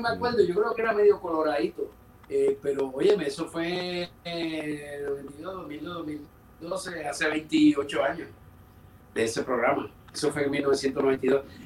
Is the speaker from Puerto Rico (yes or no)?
yes; San Juan, Puerto Rico; also born or lived in New York; Yo soy de San Juan y empecé muy niño.